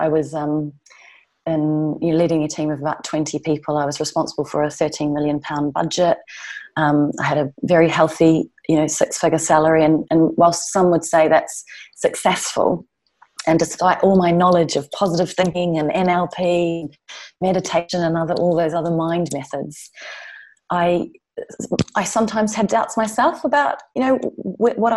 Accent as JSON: {"language": "English", "country": "New Zealand", "moved": "as an adult", "lives_now": "London, United Kingdom", "said": "I'm from New Zealand"}